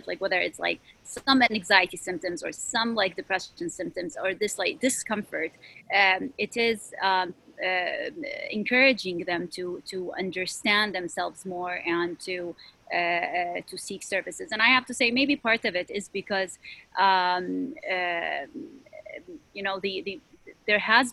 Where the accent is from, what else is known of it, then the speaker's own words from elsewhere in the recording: Syria; moved away as an adult; now in Chicago, United States; I was born and raised in Syria